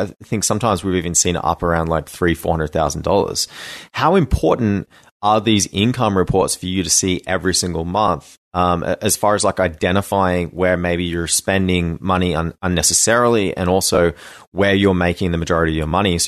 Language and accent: English; Australia; I think I would actually die as an Australian in that.